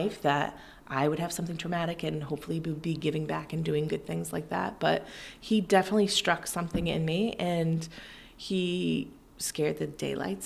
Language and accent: English; West Hartford, Connecticut, United States; I was born in Hartford, raised in West Hartford